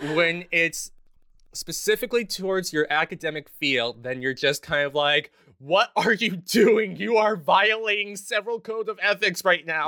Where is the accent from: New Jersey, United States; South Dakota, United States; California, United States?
California, United States; Los Angeles; moved away as an adult; also born or lived in Houston, Texas; now in New York City, United States; I was born in Houston, Texas, but I primarily grew up in Los Angeles, California, in the San Fernando Valley, a little town called Van Nuys. Um, so from, like, two to eighteen, I was living there